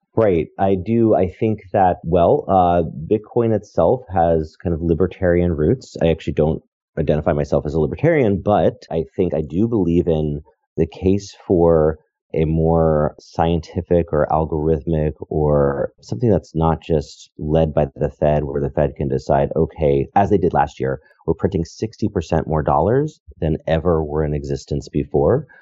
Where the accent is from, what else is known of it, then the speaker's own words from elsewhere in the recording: Connecticut, United States; moved away as an adult; also born or lived in New York / San Francisco; I am from Connecticut and lived in New York, you know, kind of growing up, and then I moved to Silicon Valley.